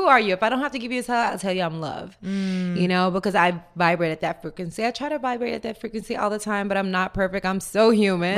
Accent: Tennessee, United States; born or raised there; now in Marina del Rey, United States

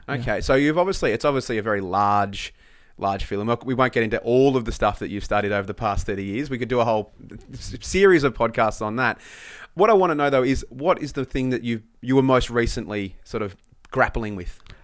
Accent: Country Victoria, Australia; I grew up in Country Victoria

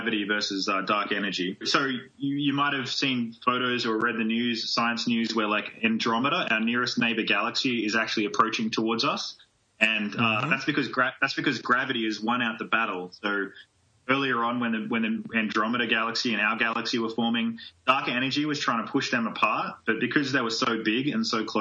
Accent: Australia; now in United States; I'm a transplant, like I'm originally from Australia

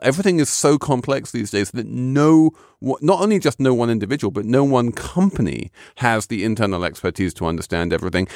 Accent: England, United Kingdom; moved away; as the English person around the table

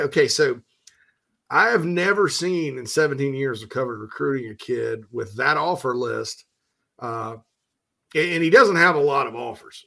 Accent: the Upstate, South Carolina, United States; we're from the Upstate

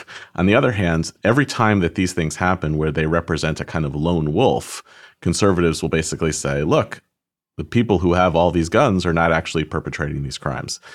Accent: United States; as American Jews

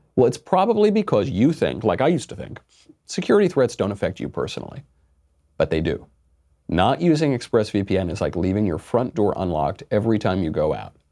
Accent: United States; I'm an American

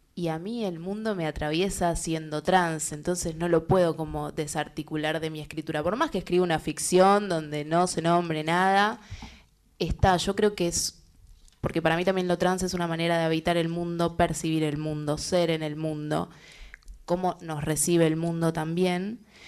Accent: La Matanza, Buenos Aires Province, Argentina; me crié en el conurbano, en La Matanza

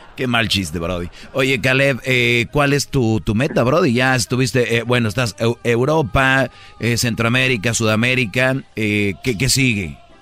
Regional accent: Monterrey, Nuevo León, Mexico; yo soy de Monterrey, pero en Monterrey no decimos plata.

